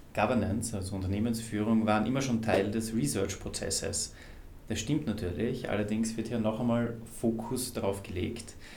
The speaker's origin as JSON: {"language": "German", "country": "Austria", "said": "ich bin Österreicher"}